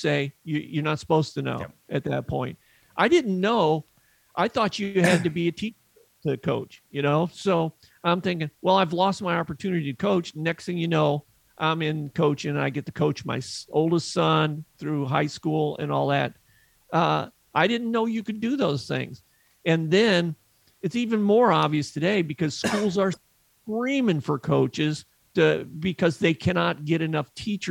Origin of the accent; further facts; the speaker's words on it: Northwest Indiana, United States; growing up in Northwest Indiana near Chicago